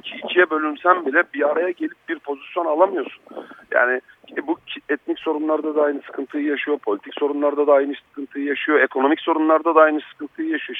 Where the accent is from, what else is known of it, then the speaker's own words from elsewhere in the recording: Black Sea Region, Turkey; Karadenizliyim. Ben Karadenizliyim. Yani anam, babam, kendim, oralarda doğdum, büyüdüm.